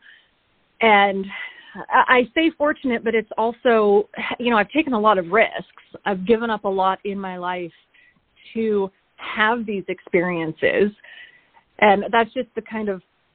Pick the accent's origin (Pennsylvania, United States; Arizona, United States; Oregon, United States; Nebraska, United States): Oregon, United States; moved away as an adult; now in Alaska, United States; I'm originally from Oregon, and I came to Alaska initially in 2003